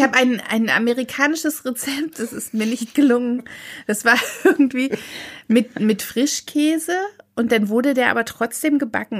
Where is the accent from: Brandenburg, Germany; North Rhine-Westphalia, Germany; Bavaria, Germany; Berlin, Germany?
Brandenburg, Germany; Potsdam; bei uns in Potsdam